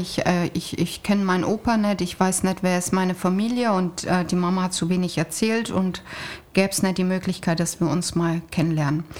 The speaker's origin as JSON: {"language": "German", "area": "Siegerland", "region": "North Rhine-Westphalia", "country": "Germany", "moved": "yes", "said": "ich komme doch aus Nordrhein-Westfalen, aus dem Siegerland"}